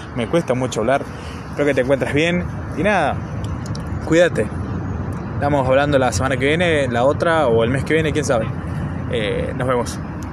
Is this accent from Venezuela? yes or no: no; Argentina; no soy de Buenos Aires, soy de provincia